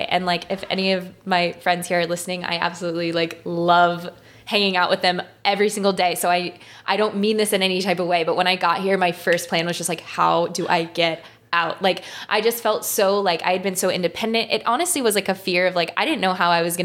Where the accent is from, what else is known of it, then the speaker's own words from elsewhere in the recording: St. Louis, Missouri, United States; moved away as an adult; also born or lived in New York City; growing up here and being back here now